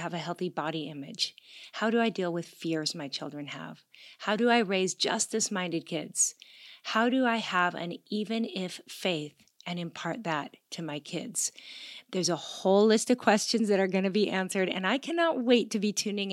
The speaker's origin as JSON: {"language": "English", "town": "Gig Harbor", "region": "Washington", "country": "United States", "tie": "born or raised there", "said": "I grew up in Gig Harbor, Washington."}